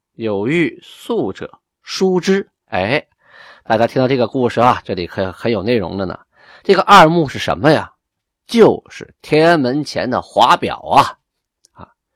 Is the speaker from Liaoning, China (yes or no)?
yes; Shenyang, Liaoning, China; 因为我家就在混合边上，从小在那长大的，就在沈阳城东，在沈阳东边实力低，大概就是现在东塔，东塔机场左右的位置啊